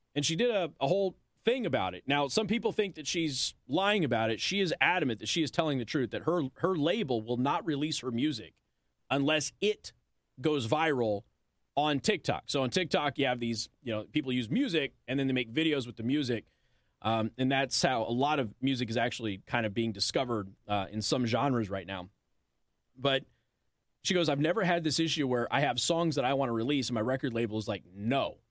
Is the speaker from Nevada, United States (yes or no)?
yes; Las Vegas, Nevada, United States; I'm from Vegas